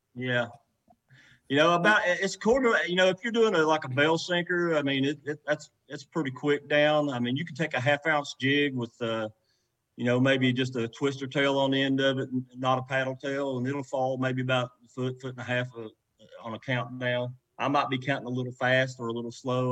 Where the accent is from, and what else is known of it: West Virginia, United States